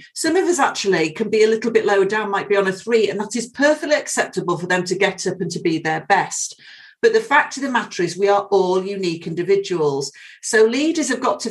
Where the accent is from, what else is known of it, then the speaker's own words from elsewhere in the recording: United Kingdom; being British